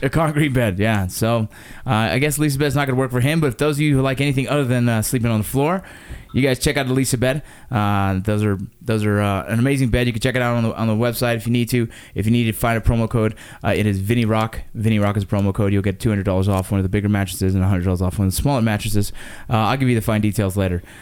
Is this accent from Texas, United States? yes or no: no; Los Angeles, California, United States; we grew up in the Los Angeles San Fernando Valley area